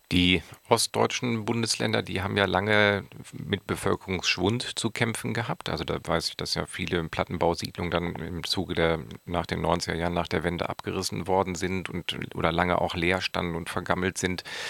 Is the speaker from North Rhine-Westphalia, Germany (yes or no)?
yes; Wuppertal, North Rhine-Westphalia, Germany; moved away; ich komme selbst aus Wuppertal